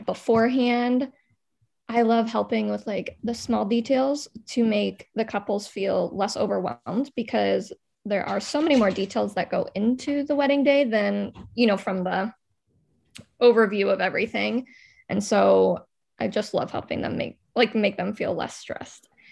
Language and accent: English; Des Moines, Iowa, United States; also born or lived in Quad Cities; I grew up in Des Moines